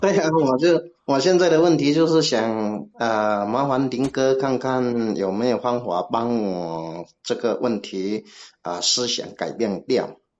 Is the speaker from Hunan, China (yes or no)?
no; Guangdong, China; accent: Cantonese-accented Mandarin (广普); 我是广东的，我是广东的